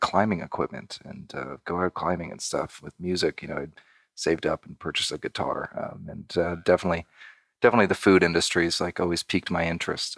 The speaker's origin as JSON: {"language": "English", "town": "Redlands", "region": "California", "country": "United States", "tie": "born or raised there", "said": "born and raised in Southern California, about maybe an hour and a half outside of Los Angeles"}